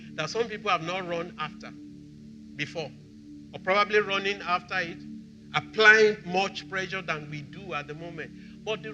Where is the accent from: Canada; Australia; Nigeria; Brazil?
Nigeria; I'm Nigerian.